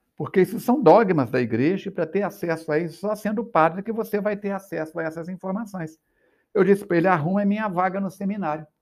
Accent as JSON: {"language": "Portuguese", "town": "Astolfo Dutra", "region": "Minas Gerais", "country": "Brazil", "tie": "born or raised there", "also_born_or_lived": "São Paulo / Rio de Janeiro", "moved": "as an adult", "lives_now": "Juiz de Fora, Brazil", "said": "Eu nasci em Astolfo Dutra"}